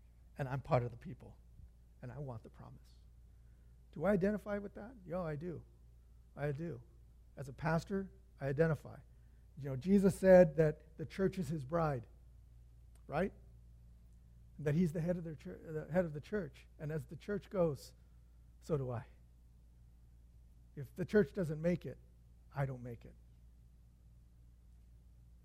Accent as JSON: {"language": "English", "town": "Santa Fe Springs", "region": "California", "country": "United States", "tie": "born or raised there", "said": "I'm from Springs right here"}